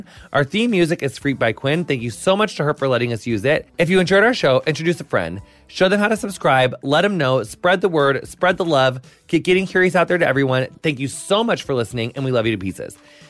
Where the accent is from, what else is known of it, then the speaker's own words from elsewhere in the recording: Quincy, Illinois, United States; rural Illinois, like, I'm from, like, 5 hours southwest of Chicago, but my whole family's still in my hometown called Quincy.